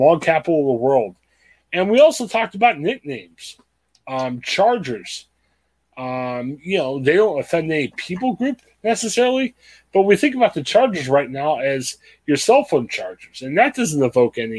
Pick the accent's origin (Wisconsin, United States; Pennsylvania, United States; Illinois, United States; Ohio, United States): Ohio, United States; We're two guys from Ohio